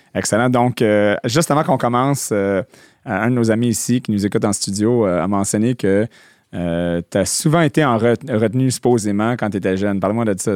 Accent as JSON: {"language": "French", "town": "Montreal", "region": "Quebec", "country": "Canada", "tie": "born or raised there", "also_born_or_lived": "New Brunswick"}